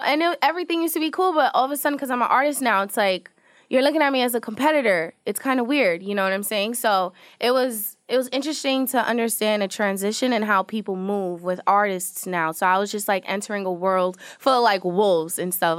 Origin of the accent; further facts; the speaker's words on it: New York City, New York, United States; I was born in Queens, New York